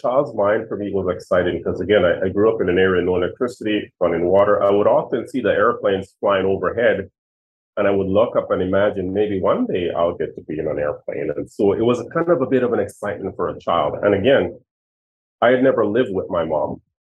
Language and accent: English; Winnipeg, Manitoba, Canada; like we grew up in the North End, right? We lived in government housing, but I was still happy.